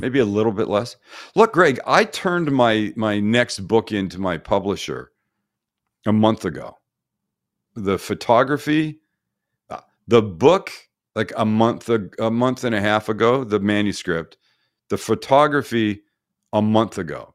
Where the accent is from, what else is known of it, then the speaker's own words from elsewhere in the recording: Canada; now in United States; my fellow Canadian countrymen